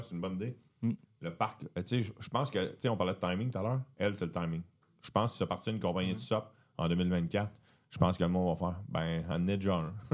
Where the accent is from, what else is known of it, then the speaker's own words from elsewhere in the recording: Beauharnois, Quebec, Canada; je viens de la rive de Montréal, un village, une ville qui s'appelle Beauharnois